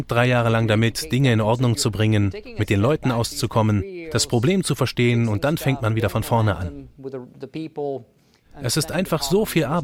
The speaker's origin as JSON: {"language": "German", "country": "France", "moved": "yes", "lives_now": "United States", "said": "ich bin Franzose"}